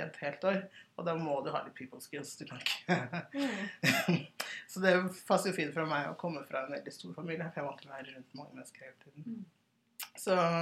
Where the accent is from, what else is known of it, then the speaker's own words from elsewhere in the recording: Oslo, Norway; also born or lived in Sierra Leone; Jeg er 31 år, fra Hauketå og Oslo.